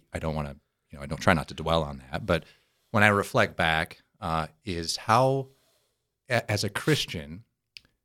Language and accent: English; South Dakota, United States; I was born and raised in South Dakota